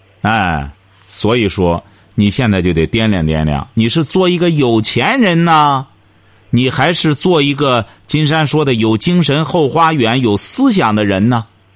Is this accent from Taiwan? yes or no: no; China; 我们中国人常讲的一句话：“龙生龙，凤生凤。”